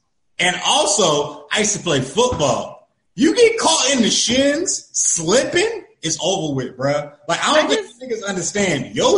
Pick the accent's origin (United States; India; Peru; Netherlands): United States; Florida; I'm from the middle of nowhere. I'm from Florida, right? I'm from the middle of nowhere in Florida.